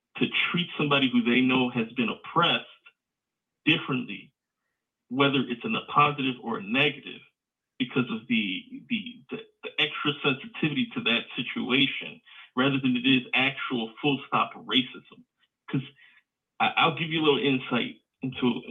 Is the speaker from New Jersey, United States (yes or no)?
no; Chicago, Illinois, United States; now in Indiana, United States; I'm from Indiana, born and raised in Chicago.